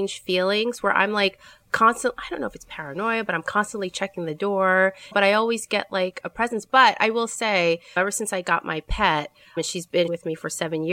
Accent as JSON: {"language": "English", "town": "New York City", "region": "New York", "country": "United States", "said": "I'm a New Yorker"}